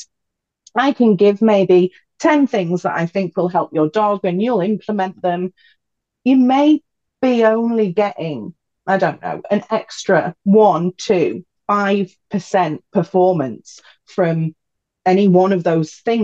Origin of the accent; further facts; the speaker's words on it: United Kingdom; growing up in the British countryside